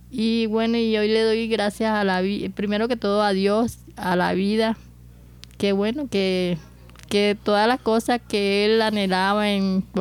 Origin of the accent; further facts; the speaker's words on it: Medellín, Antioquia, Colombia; Cuando llegamos acá, porque nosotros venimos de la ciudad de Medellín, cuando llegamos acá me encontré con las calles que estaban bastante polvorientas.